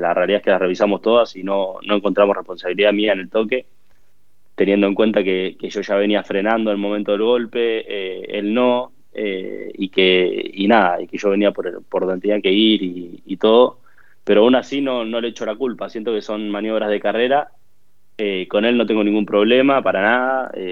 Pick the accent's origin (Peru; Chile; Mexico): Chile; Concepción, Biobío; also born or lived in Bahía Blanca, Argentina; Mi familia se vino a vivir acá cuando yo tenía 7, 8 años. Eh, y, nada, yo después desarrollé gran parte de mi vida acá